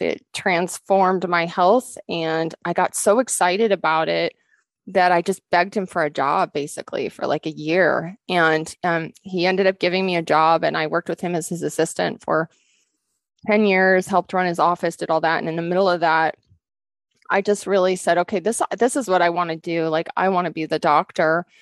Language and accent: English; Rocky Mountains, Montana, United States; also born or lived in Western Washington; now in Montana, United States; Growing up in the Rocky Mountains and in the sunshine